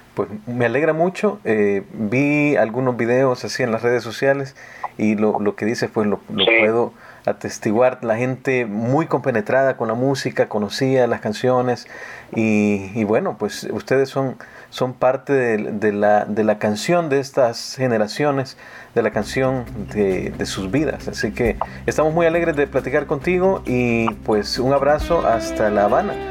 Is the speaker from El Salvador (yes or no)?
yes; El Salvador; yo soy salvadoreño